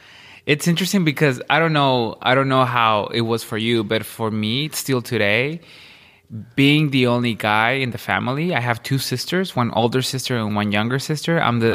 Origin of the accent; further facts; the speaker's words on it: Ciudad Juárez, Chihuahua, Mexico; I'm from Chihuahua.